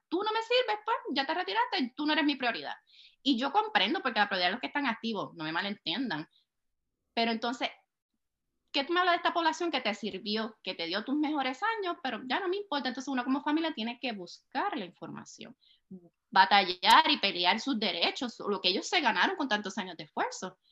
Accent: Puerto Rico; moved away as an adult; now in Texas, United States; soy puertorriqueña, nacida y criada en Puerto Rico

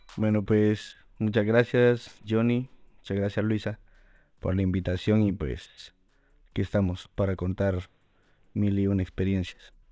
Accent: El Salvador; moved away as an adult; now in Madrid, Spain; así como miles de salvadoreños y muchos que yo conozco que han salido del país

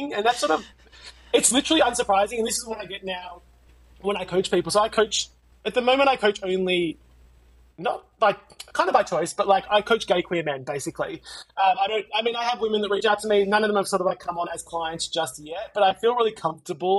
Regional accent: Melbourne, Victoria, Australia; I am from Melbourne, Australia

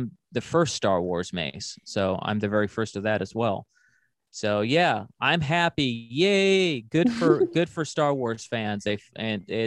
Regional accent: Los Angeles, California, United States; I'm from Los Angeles.

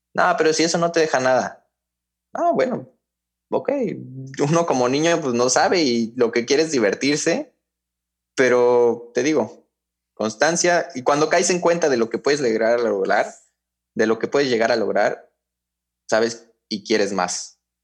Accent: Mexico City, Mexico; also born or lived in Hidalgo, Mexico; nos mudamos a, la Ciudad de México y ahí fue que empecé ya en América, a los 7 años

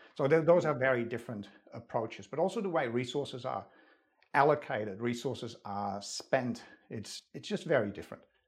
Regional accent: Netherlands; English is a second language; moved away as an adult; now in Australia; Not only was I not born in Australia, I was born in the Netherlands

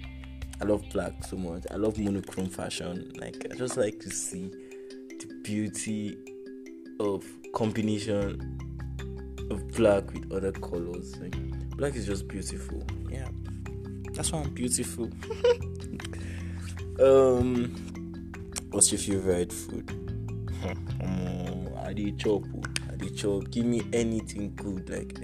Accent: Jos, Plateau, Nigeria; also born or lived in Abuja; I am from Jos Plateau State, from Jos South. Precisely, I am Birom

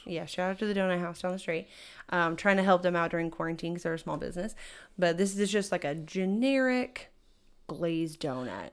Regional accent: Texas, United States; as like a Texan.

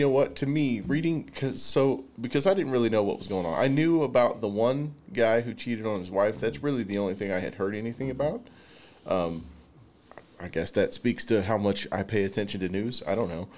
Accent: the Bible Belt, United States; growing up in the Bible Belt, it's like everybody's a Christian

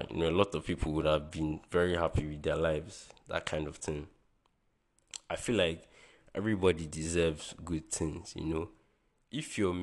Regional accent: Nigeria; as a Nigerian

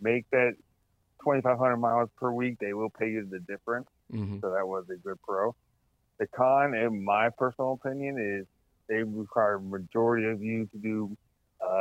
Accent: Wadsworth, Ohio, United States; also born or lived in Newark, Ohio; I moved there when I was a year old, so pretty much raised there. But I was born down in Newark, Ohio

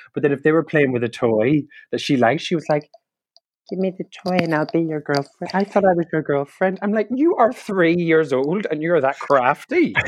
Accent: County Donegal, Ireland; now in London, United Kingdom; I'm a comedian, improviser, and comedy writer from Donegal in Ireland

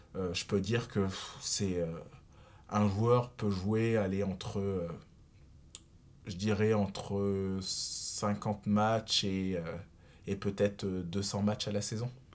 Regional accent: Reims, Grand Est, France; moved away; also born or lived in Saarbrücken, Germany; je suis bien rémois de base, donc puisque je suis né à Reims et j'ai commencé euh, le tennis de table directement à l'Olympique Rémois Tennis de table

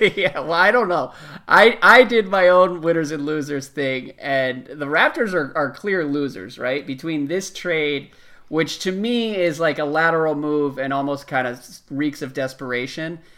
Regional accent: East Coast, United States; growing up on the East Coast

